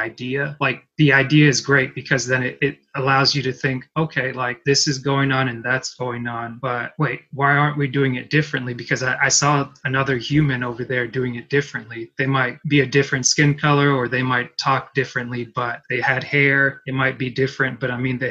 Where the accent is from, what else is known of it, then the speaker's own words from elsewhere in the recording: United States; I grew up mostly in America, I didn't, like my parents aren't American, and it's like, I'm not, like I'm a naturalized citizen